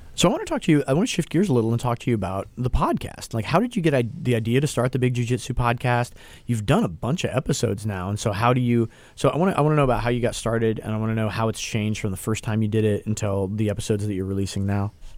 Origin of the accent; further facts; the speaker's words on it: Pacific Northwest, United States; I'm from the Pacific Northwest